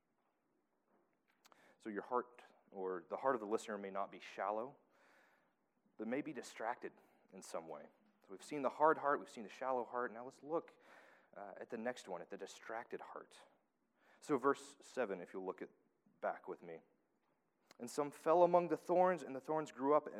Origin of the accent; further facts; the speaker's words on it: Tennessee, United States; moved away; I'm from Tennessee.